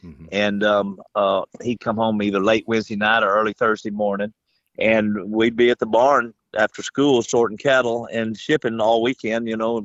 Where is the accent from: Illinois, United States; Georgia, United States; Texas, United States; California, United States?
Texas, United States; Waco; moved away; also born or lived in Florida; we grew up in Waco, Texas, and my dad had the feedlot